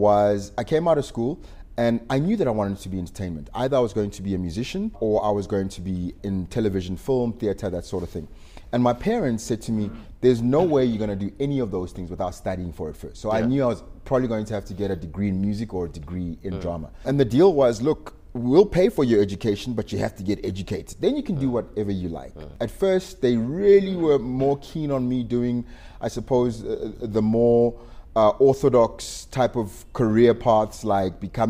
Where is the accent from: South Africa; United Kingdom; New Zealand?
South Africa; Pretoria, Gauteng; also born or lived in Soshanguve / Mabopane / Atteridgeville; I'm a totally Pretoria guy. I was born in Mamelodi.